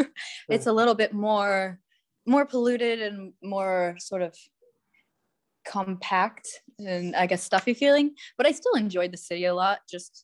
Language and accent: English; Ohio, United States; I'm from Ohio, pretty much the middle of nowhere, but yeah, right in the US. But I've spent most of my life abroad, just kind of coming back and forth to other countries, back to Ohio.